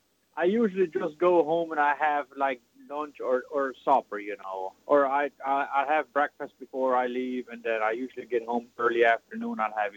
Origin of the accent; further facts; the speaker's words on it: South Dakota, United States; I was born in South Dakota.